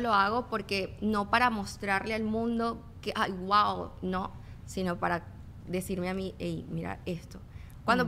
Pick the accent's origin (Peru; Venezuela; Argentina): Venezuela; moved away; yo vengo de Venezuela